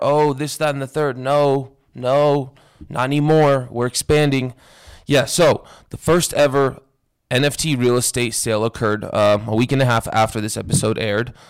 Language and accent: English; Las Vegas, Nevada, United States; growing up in Vegas